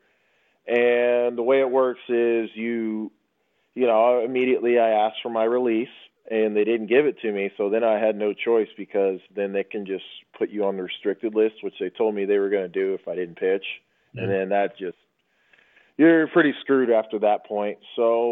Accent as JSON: {"language": "English", "town": "Houston", "region": "Texas", "country": "United States", "tie": "born or raised there", "said": "I grew up in Houston"}